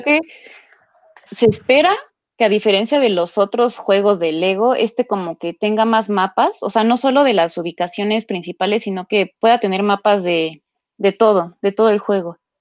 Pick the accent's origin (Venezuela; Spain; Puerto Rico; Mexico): Mexico; como mexicanos